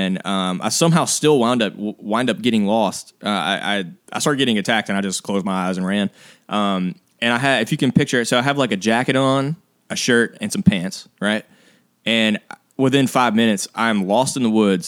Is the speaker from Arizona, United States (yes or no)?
no; Mississippi, United States; We're from Mississippi. We all grew up here, which means we all grew up a little bit country